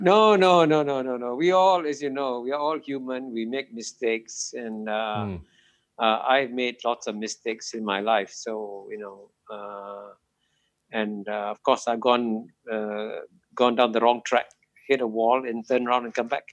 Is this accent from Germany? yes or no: no; Singapore; both of them landed up in Singapore in 1947, and I was born here uh, in 1948